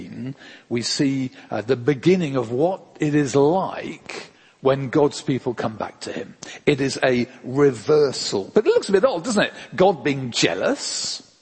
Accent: England, United Kingdom; we're English

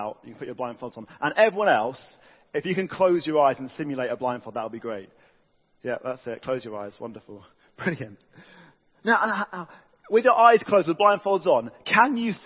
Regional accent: United Kingdom

